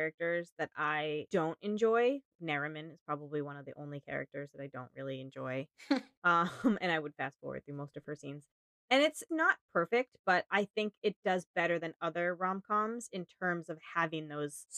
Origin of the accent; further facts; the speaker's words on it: United States; I'm an American